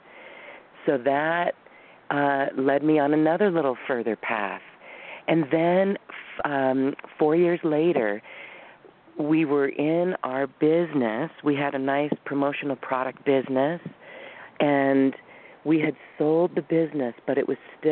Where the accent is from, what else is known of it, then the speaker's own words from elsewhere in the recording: Boulder, Colorado, United States; moved away as an adult; also born or lived in Taiwan / Guam; we were both growing up in Boulder